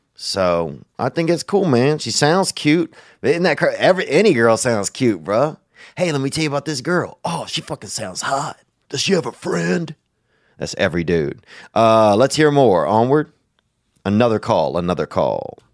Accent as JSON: {"language": "English", "region": "Louisiana", "country": "United States", "tie": "born or raised there", "moved": "yes", "said": "when I was growing up in Louisiana"}